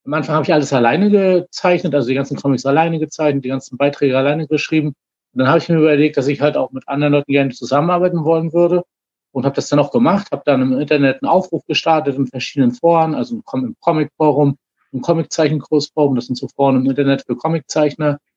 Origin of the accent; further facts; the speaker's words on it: Rostock, Mecklenburg-Vorpommern, Germany; ich komme aus Rostock, bin schon mit 14 das erste Mal an einer Psychose damals erkrankt.